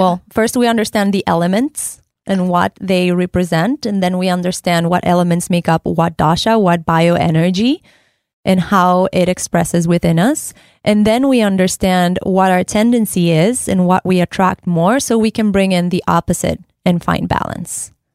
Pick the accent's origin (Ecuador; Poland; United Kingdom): Ecuador; moved away; I am originally from Ecuador